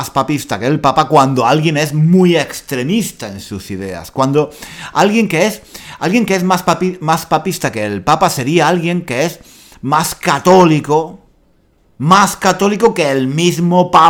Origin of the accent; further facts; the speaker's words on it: Spain; esta persona que no es de España, no es de España, me está diciendo a mí que soy español